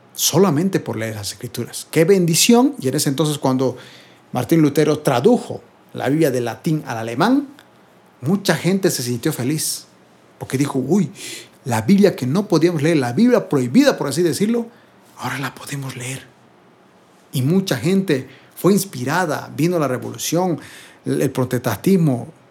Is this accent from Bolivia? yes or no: yes; Bolivia; yo soy de Bolivia